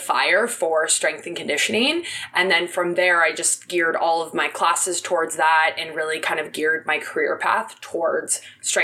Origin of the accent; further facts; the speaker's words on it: Oakville, Ontario, Canada; I grew up in Oakville.